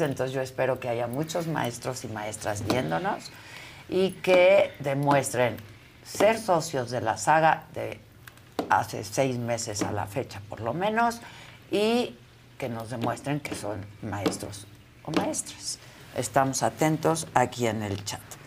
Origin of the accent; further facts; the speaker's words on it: Mexico; como mexicanos